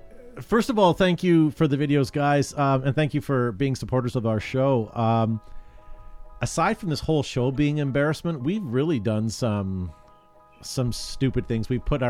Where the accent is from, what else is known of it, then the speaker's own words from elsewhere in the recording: Canada; because we're Canadian and we're charming